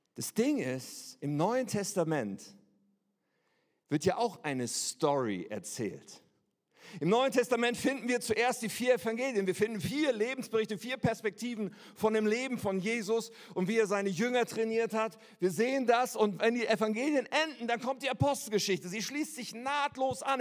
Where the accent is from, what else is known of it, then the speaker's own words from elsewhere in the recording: Germany; als Deutsche mit einem deutschen Pass